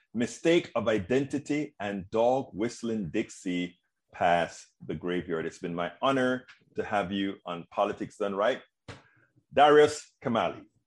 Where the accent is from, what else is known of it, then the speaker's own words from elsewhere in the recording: Panama; moved away; I'm originally from Panama, Central America